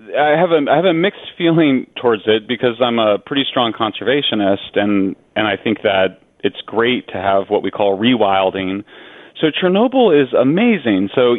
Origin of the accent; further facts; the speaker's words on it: Colorado, United States; I'm from Colorado, which has much higher levels of radiation because there's a lot of uranium in the granite rock.